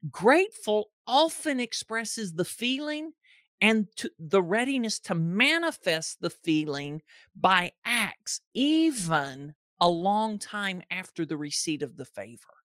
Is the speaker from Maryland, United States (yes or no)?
no; Georgia, United States; also born or lived in Ohio; I was born in Ohio, moved to Georgia when I was two